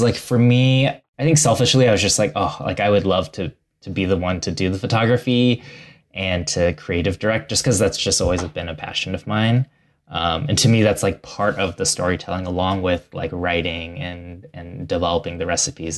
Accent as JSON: {"language": "English", "region": "Ohio", "country": "United States", "tie": "born or raised there", "said": "my family is from Taiwan and they immigrated in the 80s and I grew up in Ohio"}